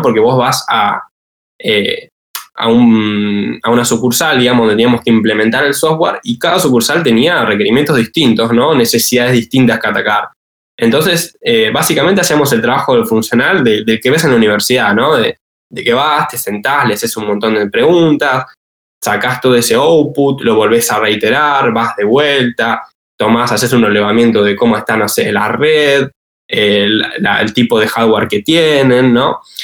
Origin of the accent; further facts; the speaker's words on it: Bahía Blanca, Buenos Aires Province, Argentina; moved away as an adult; now in Buenos Aires, Argentina; soy de Bahía Blanca, vivo en Capital Federal